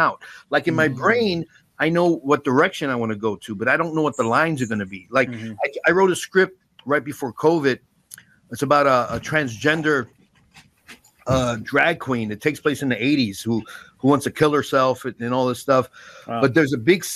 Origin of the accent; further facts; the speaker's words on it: New York City, New York, United States; I grew up in the Bronx